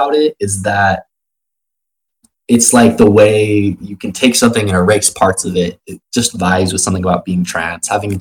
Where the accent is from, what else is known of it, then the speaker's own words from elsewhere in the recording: Arizona, United States; I grew up in Arizona, like, positively surrounded by, like, right-wing libertarians